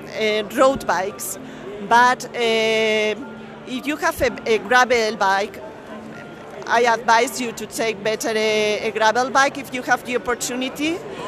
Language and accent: English; Castile and León, Spain; English is a second language; I'm from Castilla y León, which is a central region very close to Madrid